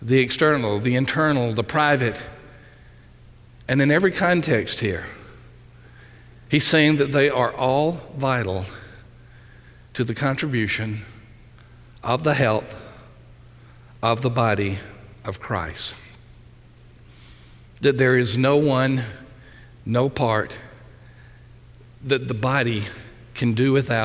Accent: Union Springs, Alabama, United States; I was literally born and raised in Southeast Alabama

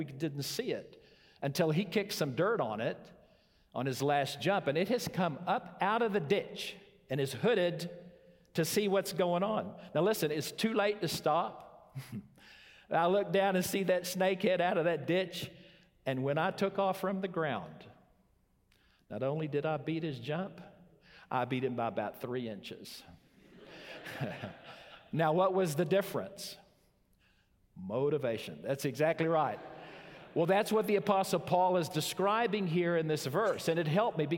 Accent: Zimbabwe; growing up in Zimbabwe

